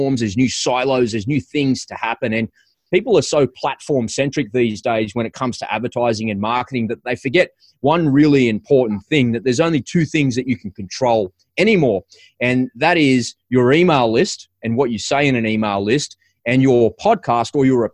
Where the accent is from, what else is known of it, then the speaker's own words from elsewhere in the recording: Sydney, New South Wales, Australia; I'm an Aussie. I'm from Sydney, Australia.